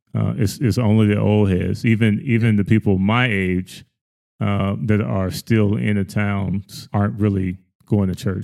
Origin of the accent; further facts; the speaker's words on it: the South, United States; I grew up in the South.